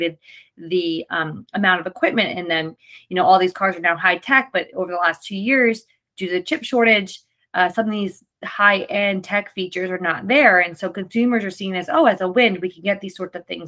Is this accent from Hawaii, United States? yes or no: no; New Jersey, United States; my home state